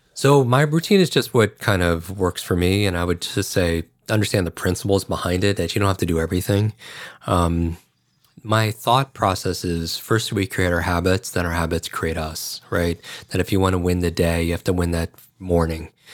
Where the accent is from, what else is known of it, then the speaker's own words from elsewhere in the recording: Northeast, United States; also born or lived in New York / Chicago; I grew up in the Northeast